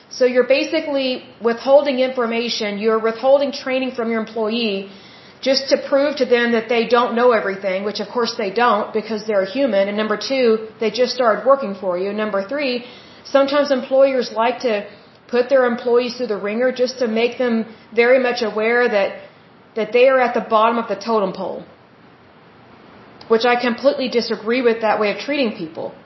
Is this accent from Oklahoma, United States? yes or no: yes; Oklahoma, United States; I'm from Oklahoma